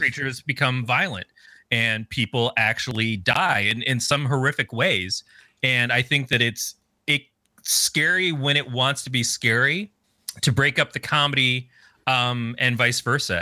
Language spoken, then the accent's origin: English; Michigan, United States; I grew up in Michigan as a teenager.